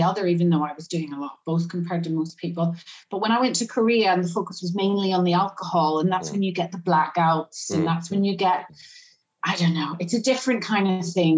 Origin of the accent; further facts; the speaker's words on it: Northern Ireland, United Kingdom; I'm from Northern Ireland. I'm an 18-year-old girl